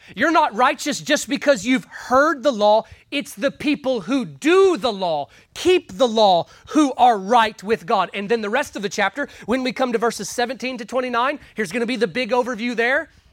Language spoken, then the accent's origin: English; United States; Us growing up in America